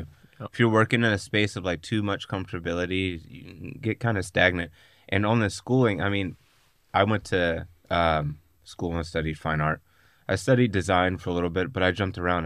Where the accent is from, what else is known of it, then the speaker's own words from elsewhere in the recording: Pittsburgh, Pennsylvania, United States; moved away; when I go back home, I'm from Pittsburgh, Pennsylvania yeah. originally